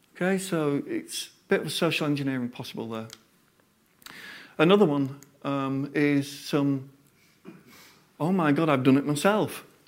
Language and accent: English; Yorkshire and the Humber, United Kingdom; I'm a Yorkshireman